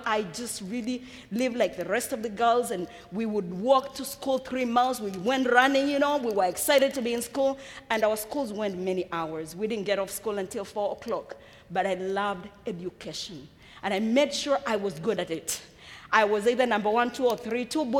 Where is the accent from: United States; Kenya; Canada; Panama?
Kenya; born there; I was born in Africa. I was born in Kenya, in East Africa, to a parent who already had 9 children. I'm a last one of a family of 10.